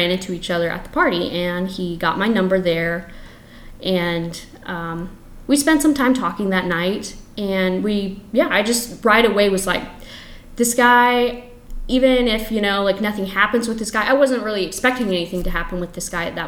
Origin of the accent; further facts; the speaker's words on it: East Central Illinois, United States; I grew up in East Central Illinois